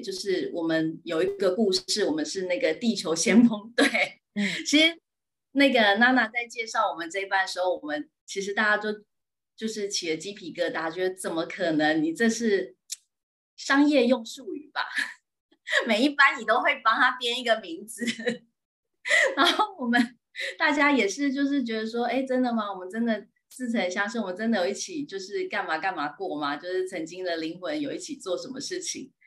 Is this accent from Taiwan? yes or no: yes; Yingge, New Taipei, Taiwan; 我是来自新北市英哥